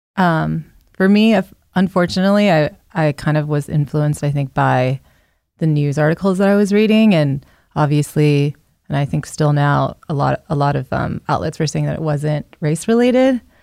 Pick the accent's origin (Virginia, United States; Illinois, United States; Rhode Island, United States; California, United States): Virginia, United States; Northern; I am, yeah, from Northern Virginia